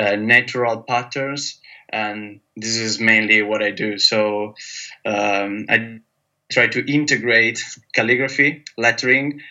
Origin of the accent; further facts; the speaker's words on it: Italy; moved away as an adult; now in London, United Kingdom; I'm from Italy, and I'm based in London